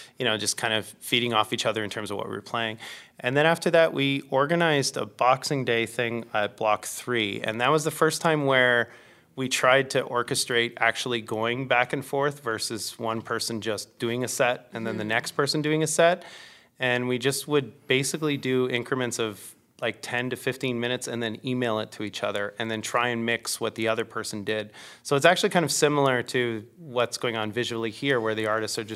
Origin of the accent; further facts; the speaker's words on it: Stratford, Ontario, Canada; which is my hometown